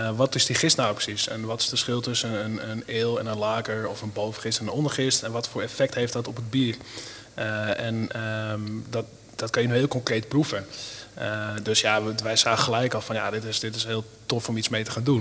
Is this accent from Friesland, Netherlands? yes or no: no; Mijdrecht, Utrecht, Netherlands; het Meidrecht, waar ik vandaan kom